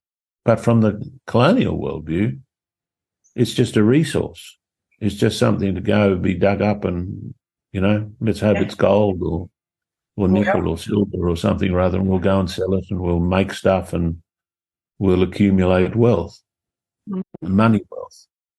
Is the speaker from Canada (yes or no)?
no; Australia; I feel that there's this longing to know who we are as Australian people, you know.